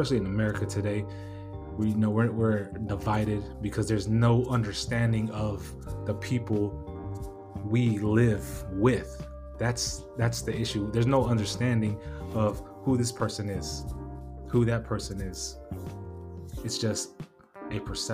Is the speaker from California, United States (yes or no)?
yes; National City, California, United States; growing up in National City, California. I grew up in a barrio